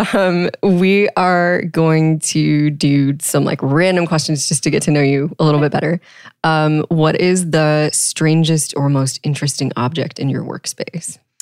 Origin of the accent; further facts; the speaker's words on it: Texas, United States; I grew up in Texas